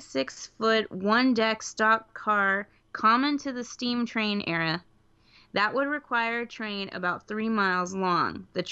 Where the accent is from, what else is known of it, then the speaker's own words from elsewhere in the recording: Texas, United States; I'm a Texan through and through